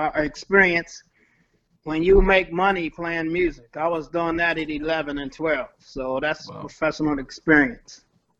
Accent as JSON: {"language": "English", "town": "Baltimore", "region": "Maryland", "country": "United States", "moved": "yes", "lives_now": "Los Angeles, United States", "said": "I'm originally from Baltimore, Maryland."}